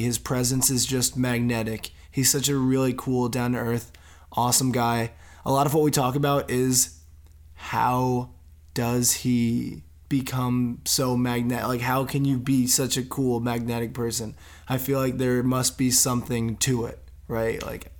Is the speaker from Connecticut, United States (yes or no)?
yes; Connecticut, United States; In Connecticut.